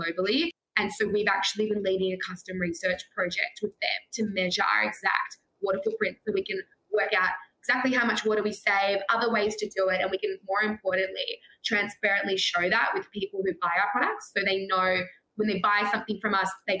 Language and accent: English; Australia; growing up in Australia